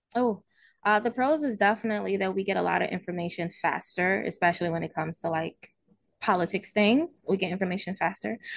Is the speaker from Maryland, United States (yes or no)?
yes; Baltimore, Maryland, United States; moved away as an adult; also born or lived in Virginia / Los Angeles; now in Ohio, United States; I'm originally from Baltimore, Maryland.